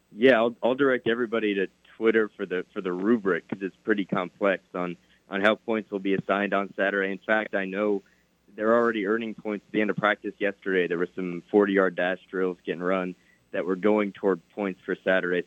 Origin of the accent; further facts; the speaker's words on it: New York, United States; moved away as an adult; also born or lived in Missouri; now in Oklahoma, United States; Only four hours north of where I grew up in New York